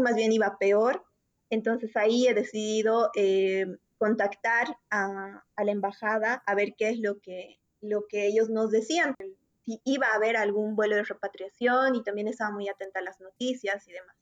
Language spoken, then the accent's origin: Spanish; Bolivia; moved away as an adult; now in Spain; nosotros somos bolivianos y actualmente tanto Adrián como yo estamos viviendo en el exterior